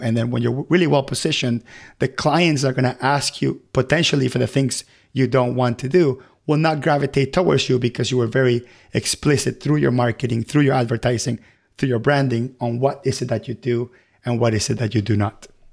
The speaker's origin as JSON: {"language": "English", "country": "Venezuela", "tie": "born or raised there", "moved": "yes", "lives_now": "United States", "said": "I come from Venezuela, and I remember when I used to live there"}